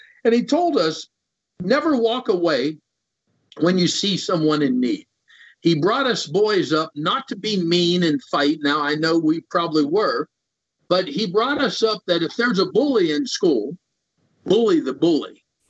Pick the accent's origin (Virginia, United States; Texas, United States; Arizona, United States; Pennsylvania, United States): Pennsylvania, United States; Central City; also born or lived in North Dakota / Minnesota / Kentucky / Florida; I lived in Minnesota, North Dakota. I was born in North Dakota. We always had our roots. Our home was always here in Pennsylvania in a rural area, Central City.